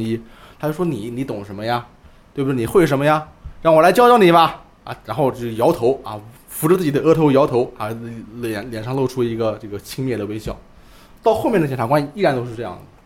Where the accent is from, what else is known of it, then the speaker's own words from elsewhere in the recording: Ma'anshan, Anhui, China; 我家乡马鞍山市